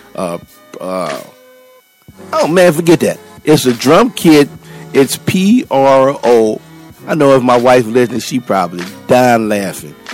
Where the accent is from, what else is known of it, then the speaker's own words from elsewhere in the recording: New Orleans, Louisiana, United States; now in Texas, United States; I'm originally from New Orleans